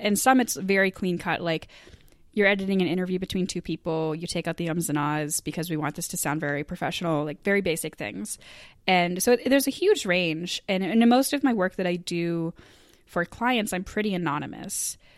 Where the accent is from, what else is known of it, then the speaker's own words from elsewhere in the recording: Eastport, Maine, United States; moved away; my hometown of Eastport, Maine. And it was really important to me to do because I grew up around Stage East